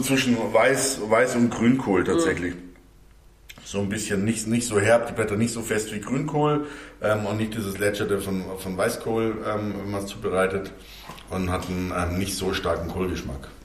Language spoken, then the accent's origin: German; Bavaria, Germany; für mich als Bayer